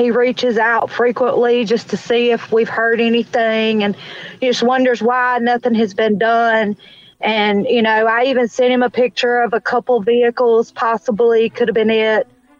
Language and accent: English; Georgia, United States; I grew up in this town, and, you know, this is my hometown.